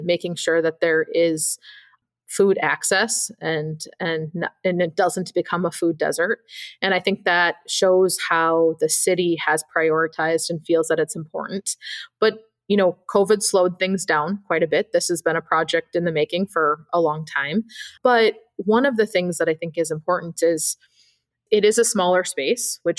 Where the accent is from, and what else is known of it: Madison, Wisconsin, United States; born or raised there